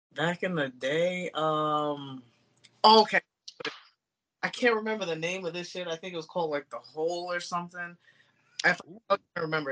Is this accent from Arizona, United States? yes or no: no; New York, United States; moved away; It's my home. I gotta always go back home